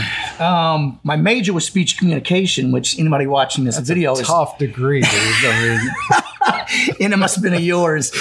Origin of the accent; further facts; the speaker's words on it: Campsville, Illinois, United States; also born or lived in Bethalto, Illinois; I was born and raised up in Calhoun County in Campsville, Illinois.